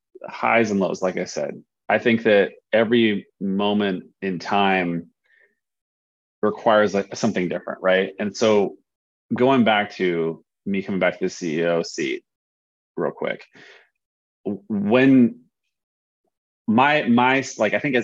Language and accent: English; Oregon, United States; we're from Oregon.